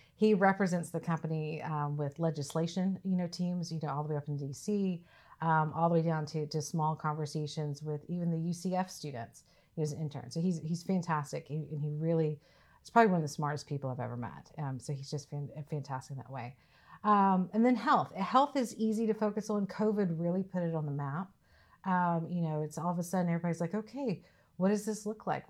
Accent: Mississippi, United States; moved away as an adult; I'm originally from Mississippi. So I was born and raised, um, so I'm about as, as deep south as you can get

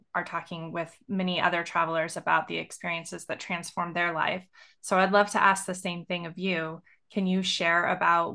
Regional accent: Montana, United States; I grew up in Montana.

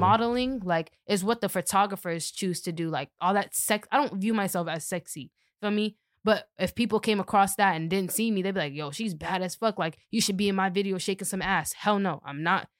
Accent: Boston, Massachusetts, United States; I grew up in Dorchester

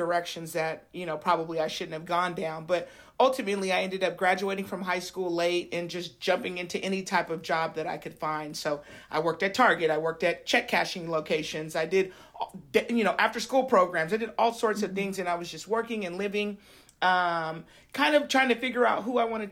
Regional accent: Sacramento, California, United States; enrolled at Sacramento City College, which is a community college here in my hometown.

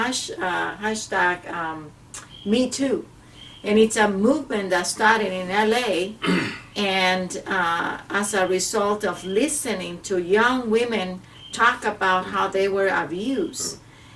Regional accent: El Salvador; moved away; I come from Central America, from El Salvador, where male and females are treated completely different

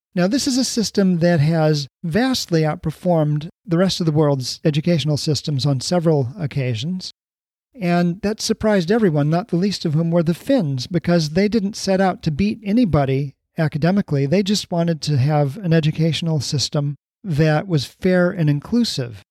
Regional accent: Honolulu, Hawaii, United States; moved away; also born or lived in Columbus, Ohio; my immigrant friends growing up in Honolulu

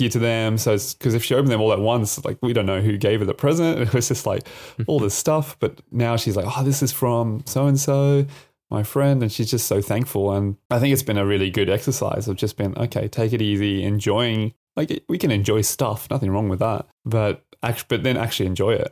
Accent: Adelaide, South Australia, Australia; also born or lived in Japan; now in Brisbane, Australia; I'm originally from Adelaide

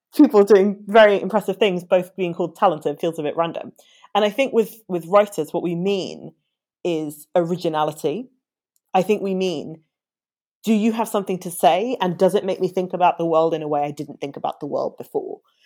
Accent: London, United Kingdom; I am uh, born and bred Londoner.

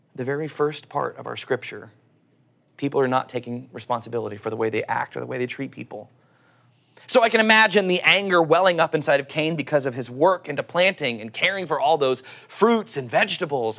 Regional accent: Oklahoma, United States; accent: Oklahoma; my Oklahoma accent

